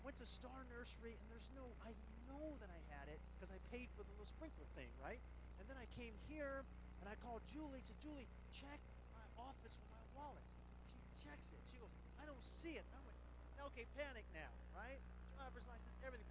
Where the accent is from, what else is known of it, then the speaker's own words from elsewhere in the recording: Las Vegas, Nevada, United States; I'm from Las Vegas